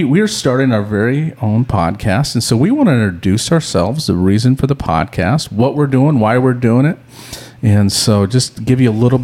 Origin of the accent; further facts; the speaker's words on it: Missoula, Montana, United States; I'm originally from Missoula, Montana